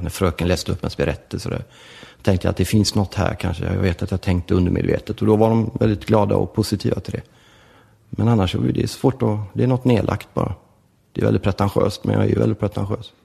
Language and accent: Swedish; Gothenburg, Västra Götaland, Sweden; also born or lived in Rome, Italy; Vi växte ju upp i förort till Göteborg som heter Lövgärdet som ligger i Angered